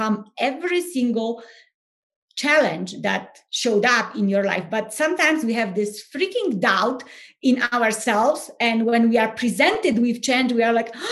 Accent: Poland; English is a second language; moved away as an adult; now in United States; everyone can hear my accent. And so I'm originally from Poland, no more secrets. And I live in the US. So I came to the US, 2011

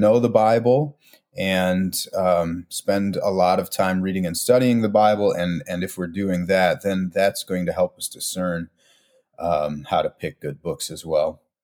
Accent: Milwaukee, Wisconsin, United States; also born or lived in Chicagoland; now in Chicago, United States; I grew up in Milwaukee, Wisconsin

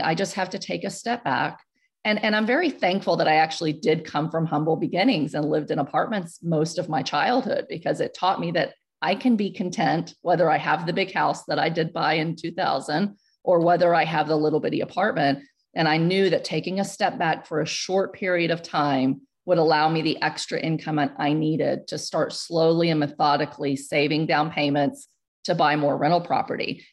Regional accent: Houston, Texas, United States; moved away as an adult; also born or lived in central Pennsylvania; Where I grew up in Houston

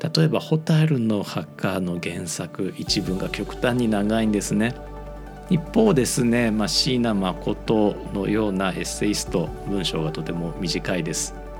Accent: Osaka, Japan; accent: Kamigata dialect; 僕 大阪育ちなので、まあ、正確に言うとネイティブの大阪人ではないかもしれないんですが

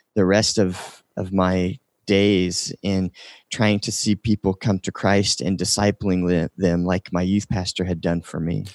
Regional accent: Indiana, United States; now in North Dakota, United States; I'm originally from uh, Indiana

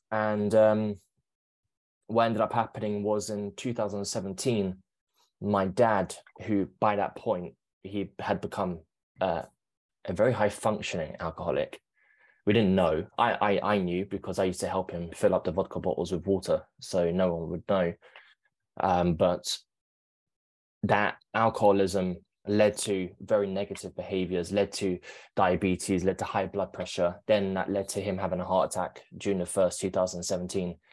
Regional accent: London, United Kingdom; So, I born and raised in London. I grew up being an actor.

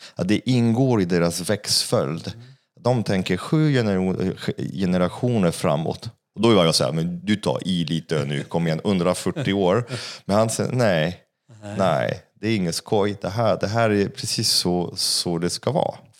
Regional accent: France; Swedish is a second language; now in Sweden; jag är fransman

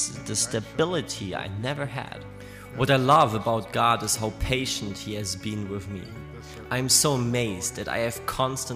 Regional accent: Bregenz, Vorarlberg, Austria; my hometown of Bregenz

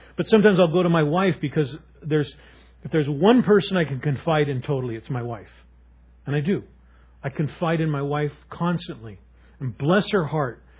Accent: Seattle, Washington, United States; I was a druggie from Seattle

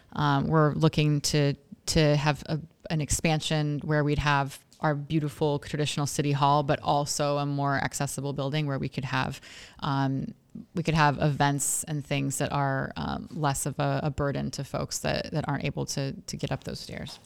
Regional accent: Oregon, United States; moved away as an adult; also born or lived in Washington, D.C.; now in Scranton, United States; I'm not from here. Most of you in this room probably know that. I'm from Oregon

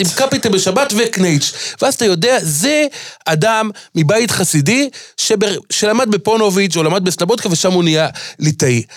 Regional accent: Jerusalem, Jerusalem District, Israel; אני ירושלמי כמובן, גדלתי בירושלים, שכונת בתי הונגרין

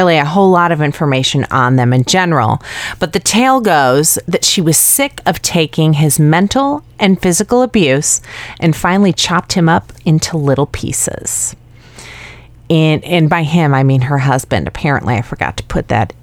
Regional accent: Chicago, Illinois, United States; my hometown, to my kind of town, Chicago

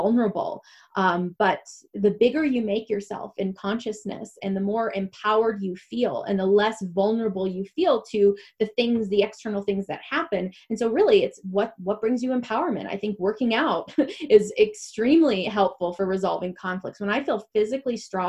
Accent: Michigan, United States; moved away; also born or lived in Atlanta; Every break when I came from Atlanta to Michigan to come home to my family

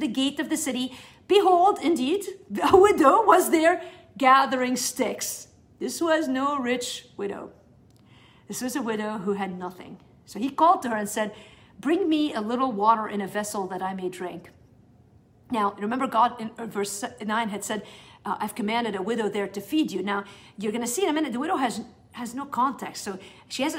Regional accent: South Governorate, Lebanon; I am from South Lebanon

